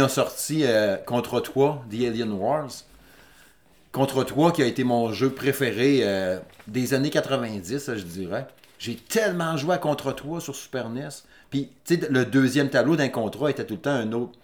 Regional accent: Saguenay, Quebec, Canada; moved away as an adult; je suis natif du Saguenay. Puis je déménageais à Québec

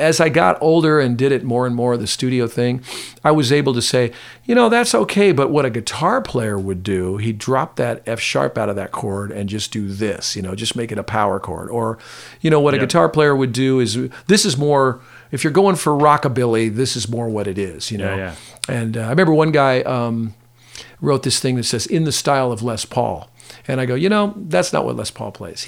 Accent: Pasadena, California, United States; I grew up in Pasadena, you know, in Pasadena, California

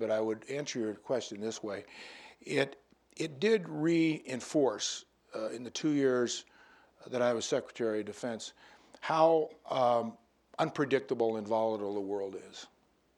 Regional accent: United States; as an American who has great pride in his country

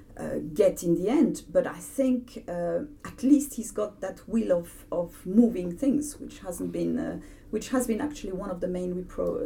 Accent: France; accent: French; English is a second language; moved away as an adult; now in United Kingdom; i've never felt as french as i feel since brexit

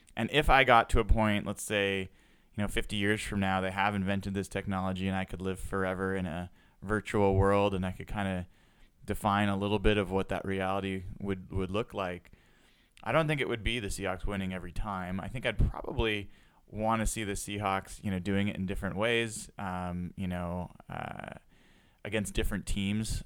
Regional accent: Portland, Oregon, United States; I grew up in Portland

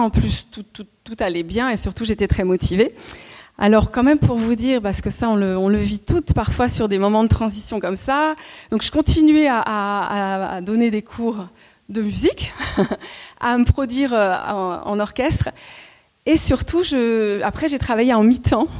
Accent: Montreuil, Île-de-France, France; je suis née à Montreuil

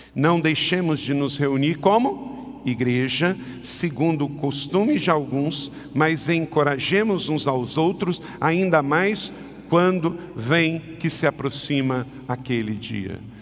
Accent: Macaé, Rio de Janeiro, Brazil; Eu nasci lá em Macaé com 5,850 kg

